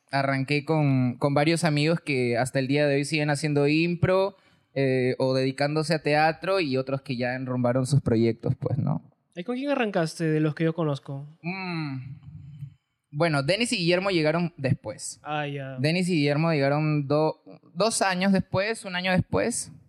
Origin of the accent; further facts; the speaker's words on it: Chiclayo, Lambayeque, Peru; Ya, bueno, todo fue porque, como te dije, vine de Chiclayo y una amiga vino a mi rescate